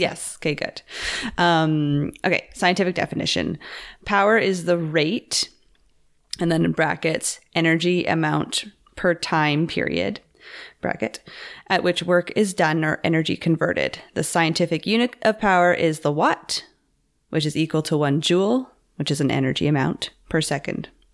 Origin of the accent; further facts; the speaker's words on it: Campbell River, British Columbia, Canada; moved away; my hometown, Campbell River